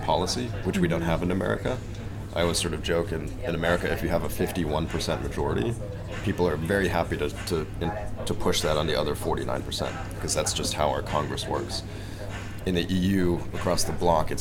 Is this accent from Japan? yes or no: no; Germany; moved away; I'm a German citizen, so I grew up in Europe